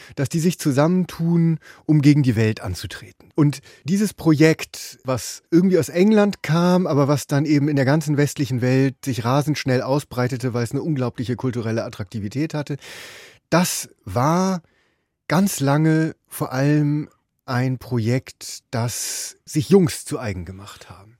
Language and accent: German; Bremen, Germany; now in Berlin, Germany; Ich bin seit langem in Berlin, aber ich komme aus Bremen